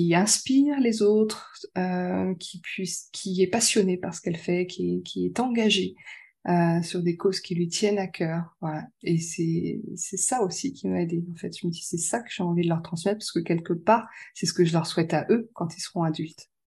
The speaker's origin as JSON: {"language": "French", "town": "Lyon", "region": "Auvergne-Rhône-Alpes", "country": "France", "said": "suis de Lyon"}